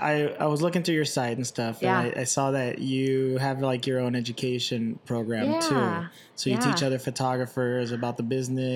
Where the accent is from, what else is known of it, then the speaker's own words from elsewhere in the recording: Indio, California, United States; growing up in Indio